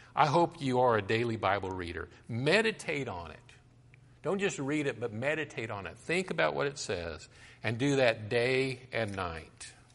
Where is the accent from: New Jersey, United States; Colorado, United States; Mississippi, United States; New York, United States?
Colorado, United States; I grew up in Colorado and I used to hike through the mountains